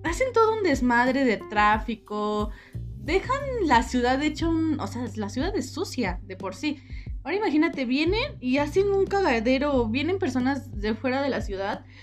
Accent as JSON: {"language": "Spanish", "country": "Mexico", "said": "Somos mexicanos."}